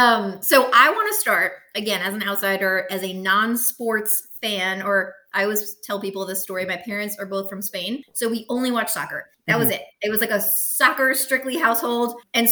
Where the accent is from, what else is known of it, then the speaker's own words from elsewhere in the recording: New York, United States; I'm an outsider. I mean, I moved from New York, so I just did a lot of driving around.